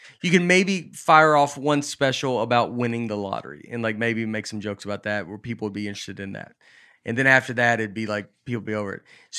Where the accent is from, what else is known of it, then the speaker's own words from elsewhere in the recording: Hollywood, California, United States; I'm from Hollywood.